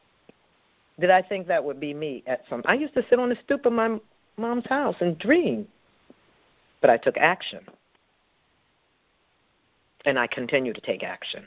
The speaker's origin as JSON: {"language": "English", "town": "Philadelphia", "region": "Pennsylvania", "country": "United States", "tie": "born or raised there", "said": "I grew up in Philly. I grew up in Southwest"}